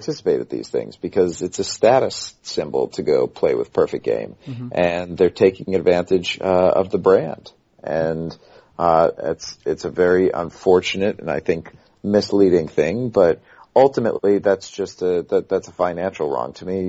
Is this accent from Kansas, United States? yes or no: yes; Shawnee Mission, Kansas, United States; We are from Kansas, so...